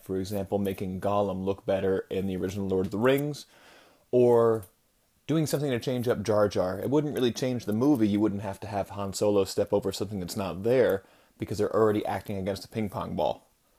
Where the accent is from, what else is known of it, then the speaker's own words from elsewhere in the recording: Long Island, New York, United States; But I'm from Long Island